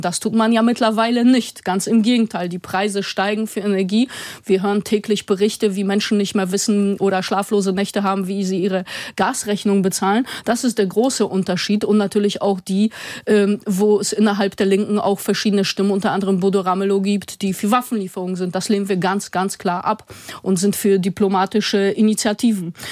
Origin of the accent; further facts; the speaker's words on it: Osdorfer Born, Hamburg, Germany; ich komme zum Beispiel selber aus dem Ostdorfer Born, also keinem reichen Stadtteil